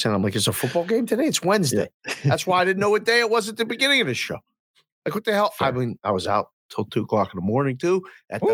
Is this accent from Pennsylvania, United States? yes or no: yes; Pittsburgh, Pennsylvania, United States; I'm from Pittsburgh